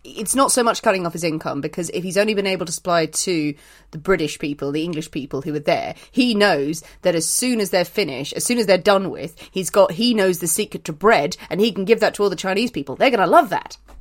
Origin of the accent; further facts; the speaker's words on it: Ireland; I'm Irish